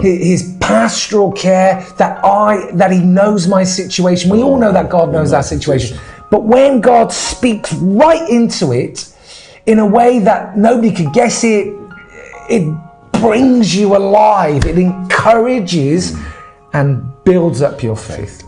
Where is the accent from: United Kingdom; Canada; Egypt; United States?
United Kingdom; England; moved away as an adult; also born or lived in Ghana; I'm originally from England